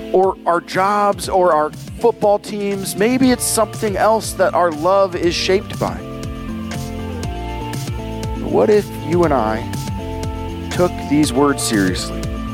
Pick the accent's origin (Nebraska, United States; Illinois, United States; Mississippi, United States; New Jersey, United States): Nebraska, United States; moved away; I grew up in Nebraska